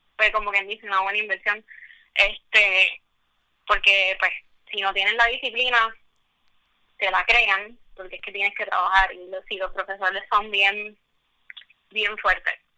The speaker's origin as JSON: {"language": "Spanish", "country": "Puerto Rico", "said": "yo soy pues puertorriqueña, mujer, tú sabes, minoría"}